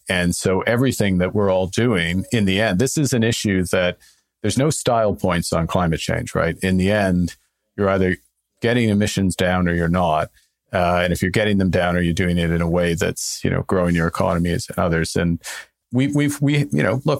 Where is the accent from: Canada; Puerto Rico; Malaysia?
Canada; I'm Canadian.